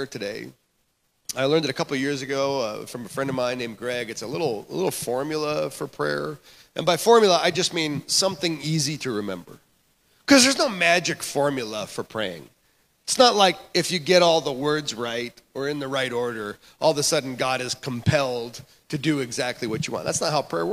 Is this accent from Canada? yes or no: yes; Canada; moved away; I grew up in Canada